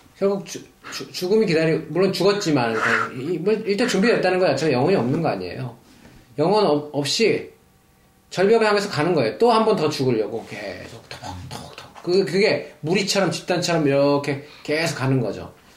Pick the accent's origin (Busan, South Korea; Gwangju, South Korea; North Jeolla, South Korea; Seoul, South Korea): Seoul, South Korea; moved away as an adult; also born or lived in Paju; 서울에서 태어나서 서울에 사, 살았고 결혼 어, 하기 전까지는 이제 서울에서 계속 살았으니까 서울 오래 살았죠.